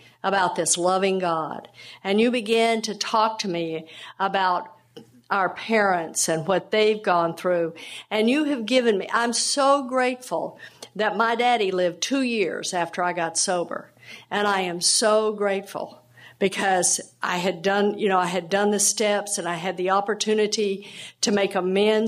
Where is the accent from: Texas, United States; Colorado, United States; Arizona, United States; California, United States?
Texas, United States; I grew up down in Texas